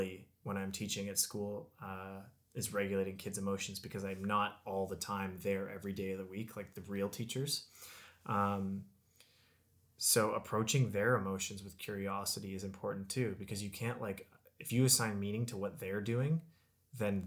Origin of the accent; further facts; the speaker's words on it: Canada; a lot of the people in my hometown were on CERB